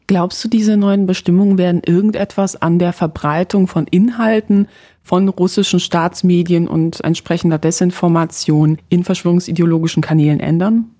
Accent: Poland; moved away; als gebürtige Polin

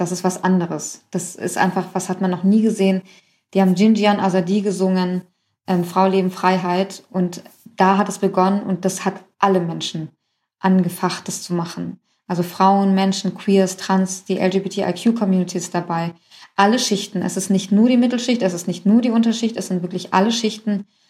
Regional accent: Germany; also born or lived in Iran; Ich Bin irgendwie in Deutschland aufgewachsen, ging hier irgendwie in die achte Klasse

